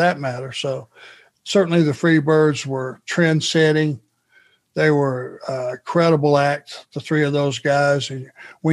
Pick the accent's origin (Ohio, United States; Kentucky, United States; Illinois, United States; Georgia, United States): Georgia, United States; Rome; where I was raised in Rome, Georgia